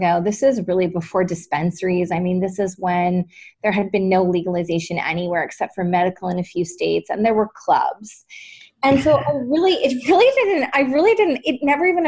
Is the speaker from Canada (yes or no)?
yes; British Columbia, Canada; I grew up in British Columbia, actually.